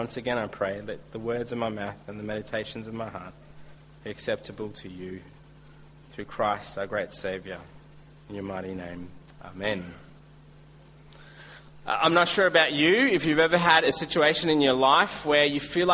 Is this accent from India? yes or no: yes; India; now in Australia; I'm Indian